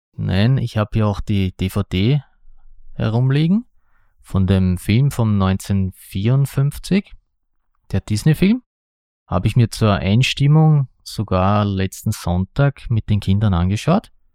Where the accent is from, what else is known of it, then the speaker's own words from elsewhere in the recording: Austria; ich bin ein Österreicher